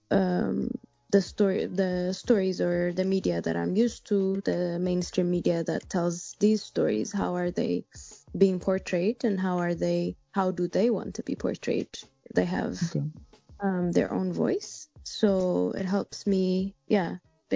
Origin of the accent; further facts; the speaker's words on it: Addis Ababa, Ethiopia; English is a second language; I born and raised in Addis, still based in Addis